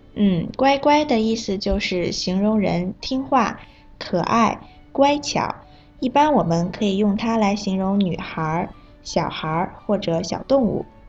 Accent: Bangkok, Thailand; 我是来自泰国的

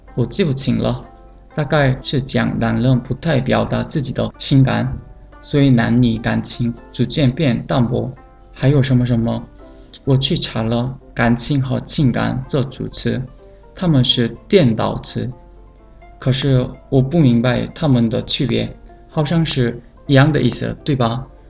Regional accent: South Korea; Chinese is a second language; moved away; 我是来自韩国的

